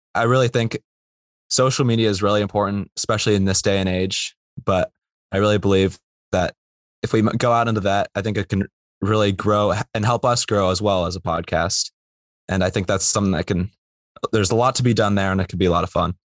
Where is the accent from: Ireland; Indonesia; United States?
United States; Bay Area, California; moved away as an adult; I'm from the Bay Area